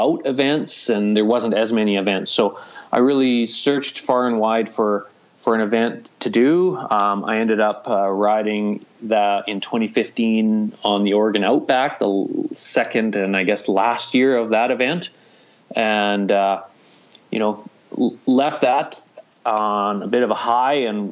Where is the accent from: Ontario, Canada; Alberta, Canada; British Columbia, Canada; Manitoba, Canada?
Alberta, Canada; Hinton; we're located on the Alberta Rockies route, conveniently right in my hometown